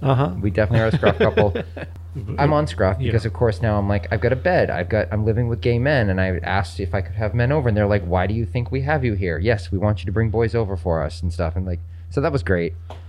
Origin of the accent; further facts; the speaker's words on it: Maine, United States; moved away; also born or lived in New England / Boston, Massachusetts / Denver, Colorado; I grew up in Maine. I spent a lot of time in New England. Then I was in Denver for about 4 years and then moved here.